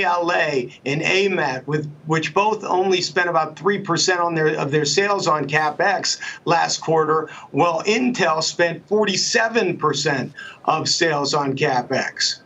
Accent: Pittsburgh, Pennsylvania, United States; I'm from Pittsburgh

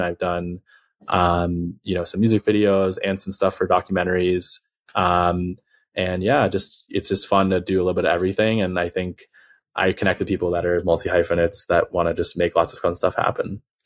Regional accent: Los Angeles, California, United States; I'm from Los Angeles. Um, which is a rare thing for people here.

